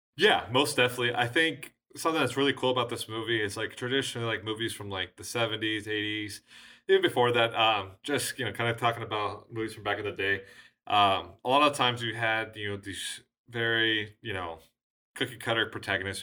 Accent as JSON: {"language": "English", "country": "United States"}